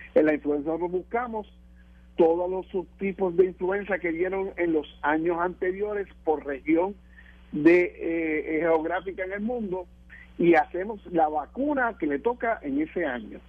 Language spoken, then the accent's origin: Spanish; Lares, Puerto Rico; allá mi pueblo de Lares